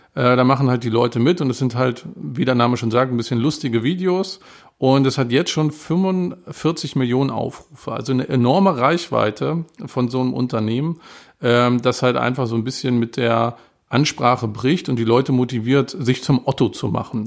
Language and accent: German; Germany; ich bin Deutscher und lerne seit vier Jahren Chinesisch